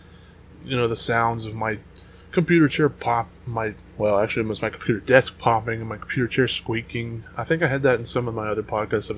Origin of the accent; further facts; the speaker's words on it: United States; I'm American